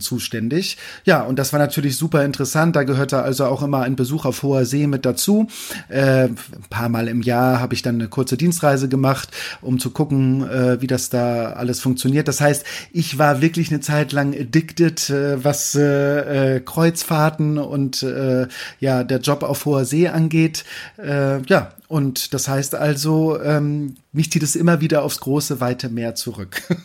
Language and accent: German; Kiel, Schleswig-Holstein, Germany; ich komme aus Kiel, also von der Ostsee. Mein Vater war bei der Marine, das heißt, ich hatte auch als Kind immer äh, wieder Bezug äh, zu Schiffen